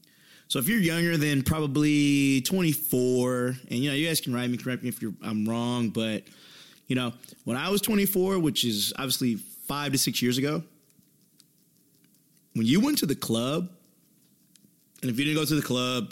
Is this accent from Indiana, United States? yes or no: yes; Indiana, United States; You know, I'm originally from Indiana. Things close at 3 a.m.